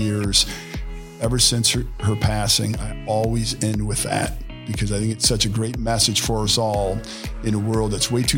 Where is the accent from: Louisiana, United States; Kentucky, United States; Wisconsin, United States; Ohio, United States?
Ohio, United States; Cleveland Heights; now in Cincinnati, United States; Born and raised in Cleveland Heights, super blessed to be in this beautifully diverse area.